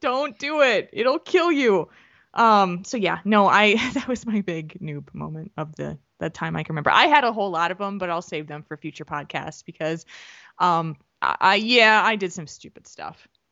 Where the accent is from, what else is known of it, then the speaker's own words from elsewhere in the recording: New Jersey, United States; now in Middleton, United States; where I grew up in New Jersey